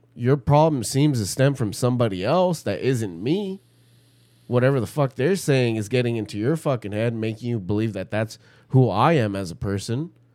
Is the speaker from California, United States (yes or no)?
yes; Pomona, California, United States; we're fucking from Pomona. Yeah, we're from the hood.